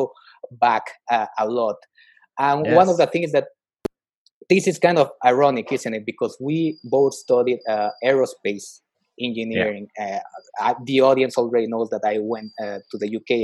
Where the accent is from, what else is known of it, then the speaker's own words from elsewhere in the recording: Mexico; moved away; I'm originally from Mexico